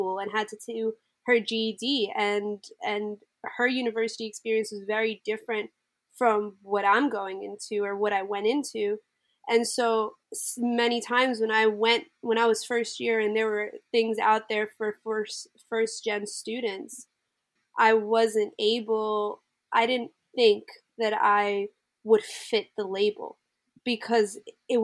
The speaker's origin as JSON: {"language": "English", "country": "Uruguay", "moved": "yes", "lives_now": "Sydney, Australia", "said": "I am Latina. I'm from Uruguay, international student as well"}